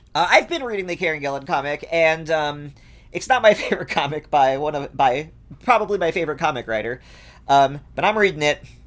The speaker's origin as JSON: {"language": "English", "region": "New York–Connecticut border", "country": "United States", "tie": "born or raised there", "said": "I grew up on the New York, Connecticut border."}